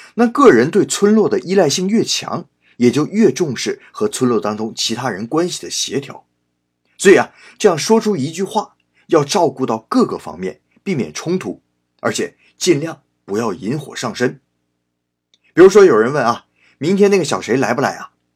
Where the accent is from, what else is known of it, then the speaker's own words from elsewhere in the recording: China; moved away as an adult; now in Japan; 我们中国人